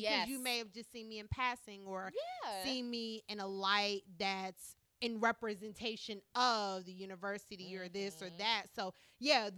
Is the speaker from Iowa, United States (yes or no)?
no; Maryland, United States; I'm from Maryland